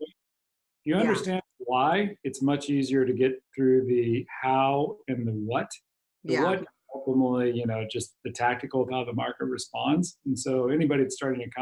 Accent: Kansas City, United States; moved away as an adult; now in Seattle, United States; I'm born and raised in Kansas City. Been up here for 20 years

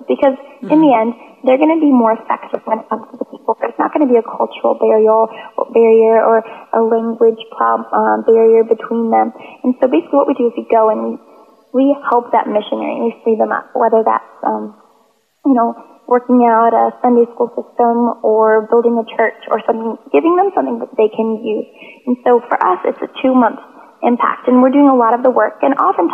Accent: Georgia, United States; I'm from Georgia in the States

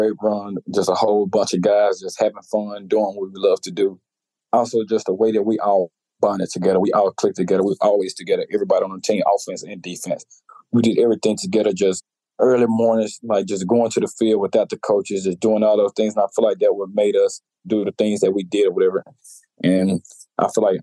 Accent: Louisiana, United States; being from Louisiana, growing up in Louisiana, like, LSU was always a dream school.

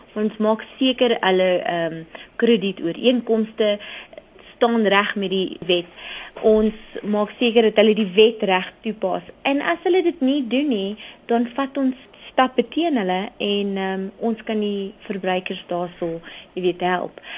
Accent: South Africa; As Suid-Afrikaners

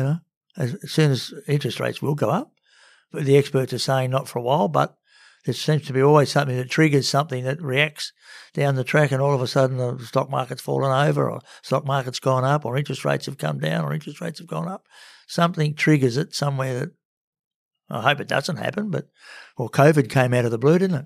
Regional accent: Sydney, New South Wales, Australia; also born or lived in Cowra; I'm a Sydney boy, born and bred, till, uh, when I was about nine.

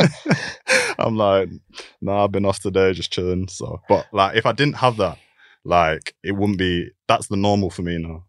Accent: Keighley, Yorkshire and the Humber, United Kingdom; also born or lived in London; I was born in, um, in like a small, a small town called Keithley, which is near, um, near Bradford.

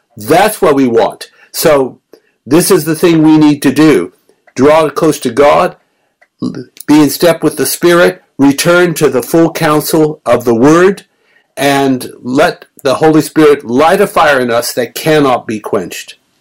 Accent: Melbourne, Victoria, Australia; moved away; Melbourne, my hometown

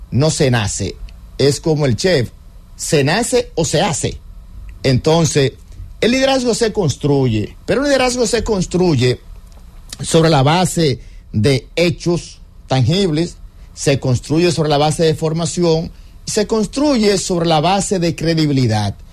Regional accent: Dominican Republic; Ah, que seamos nosotros como República Dominicana el país más afectado, porque lo que pasa en el vecino se siente aquí.

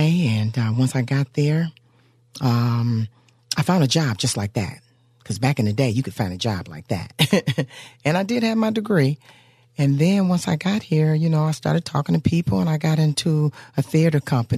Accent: Cleveland, Ohio, United States; moved away as an adult; also born or lived in Cincinnati, Ohio; I'm from Cleveland, Ohio

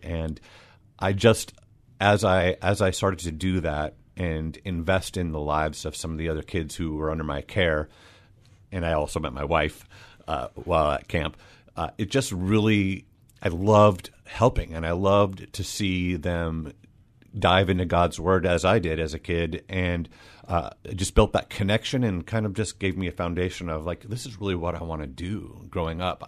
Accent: Des Moines, Washington, United States; I grew up, uh, in Des Moines

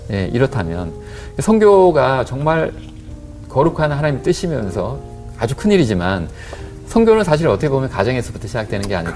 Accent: South Korea; now in Australia; 제가 한국 사람인데

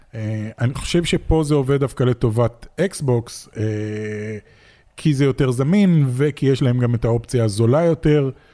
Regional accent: Israel; מגיע מתוך ישראל, ואין לנו פה תעשיית משחקים גדולה

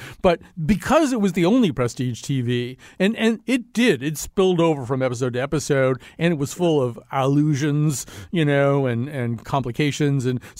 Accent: United States; as an American

